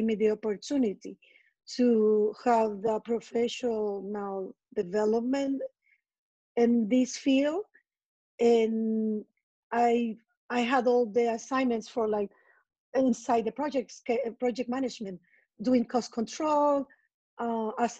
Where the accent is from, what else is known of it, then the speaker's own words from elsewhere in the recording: San Salvador, El Salvador; first language Spanish; English is a second language; moved away as an adult; now in New York, United States; since I relocated from my hometown, San Salvador, in El Salvador.